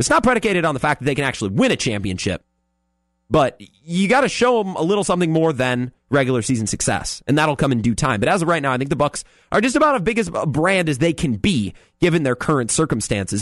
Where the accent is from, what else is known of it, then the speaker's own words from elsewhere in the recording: Menomonie, Wisconsin, United States; now in La Crosse, United States; I'm from, uh, I'm from the Big Rivers conference area. I'm from up by Menominee.